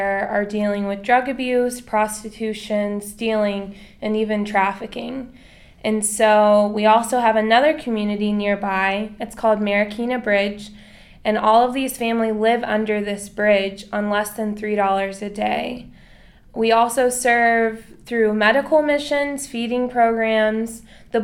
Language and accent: English; Atlanta, Georgia, United States; moved away as an adult; now in Manila, Philippines; I'm from Atlanta, Georgia, and I graduated from Dunwoody High School